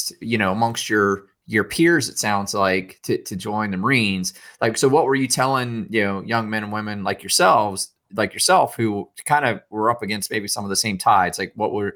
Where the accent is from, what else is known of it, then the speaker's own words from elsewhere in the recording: Maryland, United States; moved away; I grew up in Mayberry, small town, Maryland